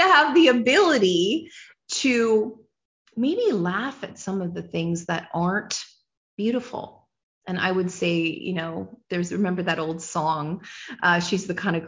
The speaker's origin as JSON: {"language": "English", "country": "Canada", "said": "as a nation, I'm a Canadian"}